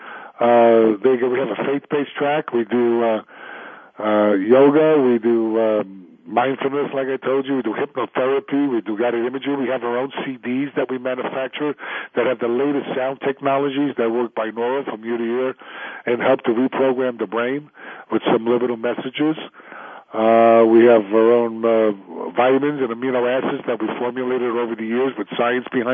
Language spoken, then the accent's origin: English; New York City, New York, United States; I'm a kid from the South Bronx